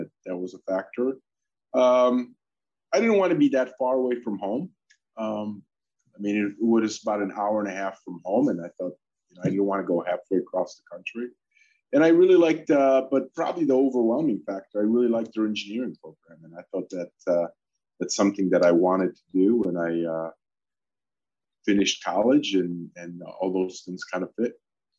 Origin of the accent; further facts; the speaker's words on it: Michigan, United States; English is a second language; also born or lived in Poland; Well, I mean, I grew up in Michigan. As some of you know, I actually immigrated to the U.S. from Poland when I was 11.